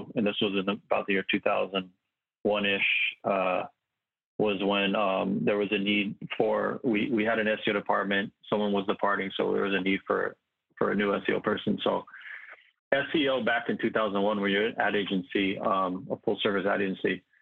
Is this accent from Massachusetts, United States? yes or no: no; Santa Monica, California, United States; I was born and raised in Santa Monica, California